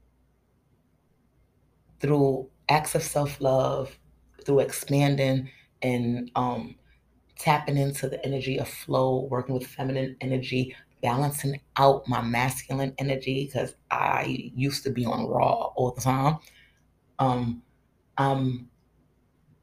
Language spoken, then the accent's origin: English; United States; as an American